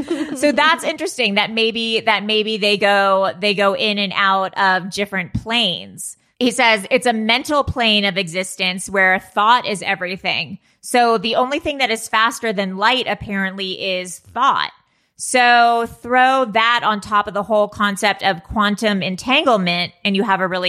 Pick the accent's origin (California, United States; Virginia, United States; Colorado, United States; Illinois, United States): California, United States; Malibu; I grew up in Malibu.